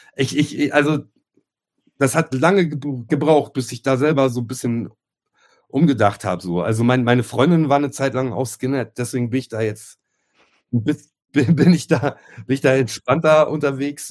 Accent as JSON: {"language": "German", "country": "Germany", "said": "ich komme ursprünglich aus, aus einem kleinen Kaff hier aus dem Speckgürtel in Hamburg"}